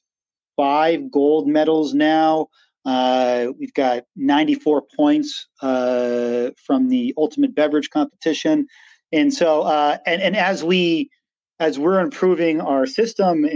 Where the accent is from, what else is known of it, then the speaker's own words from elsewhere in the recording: Western Massachusetts, United States; I grew up in Western Massachusetts, had a kind of like woods surrounding us